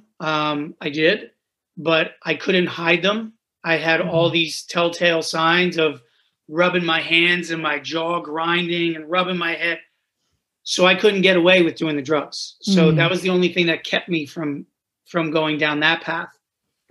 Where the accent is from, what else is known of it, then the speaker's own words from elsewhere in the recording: New Jersey, United States; I grew up the youngest of 5 kids in New Jersey